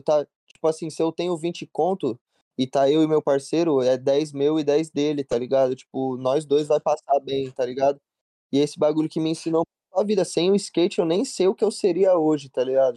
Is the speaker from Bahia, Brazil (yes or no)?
no; Jundiaí, São Paulo, Brazil; also born or lived in Piracicaba, Brazil; now in Los Angeles, United States; eu sou natural lá de Piracicaba, tipo, nasci em Piracicaba, mas daí com meus sete anos eu me mudei pra Jundiaí